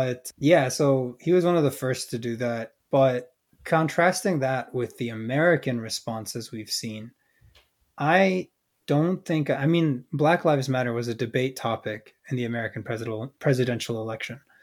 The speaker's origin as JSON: {"language": "English", "country": "Canada", "said": "we're speaking from the perspective of being Canadians"}